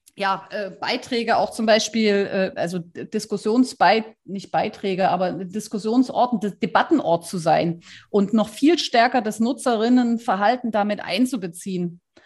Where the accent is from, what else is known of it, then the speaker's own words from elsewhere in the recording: Saxony, Germany; bei uns in Sachsen